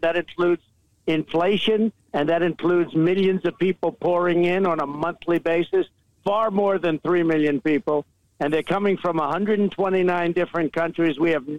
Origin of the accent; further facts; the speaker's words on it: United States; And as an American, I'm angry about it, and I'm saddened by it.